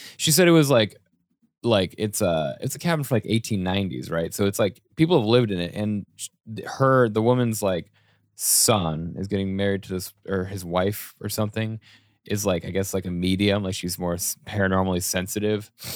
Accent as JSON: {"language": "English", "region": "Colorado", "country": "United States", "tie": "born or raised there", "also_born_or_lived": "Boulder, Colorado", "moved": "as an adult", "said": "growing up in Colorado, when I moved out and I lived in my first apartment in Boulder"}